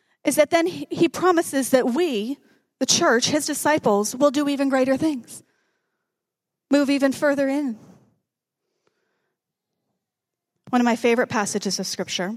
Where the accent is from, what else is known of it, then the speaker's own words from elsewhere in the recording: Canada; we're Canadian